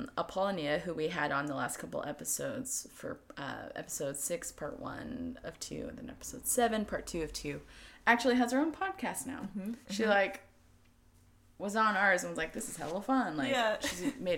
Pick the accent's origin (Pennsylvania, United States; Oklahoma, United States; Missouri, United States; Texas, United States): Oklahoma, United States; growing up in Oklahoma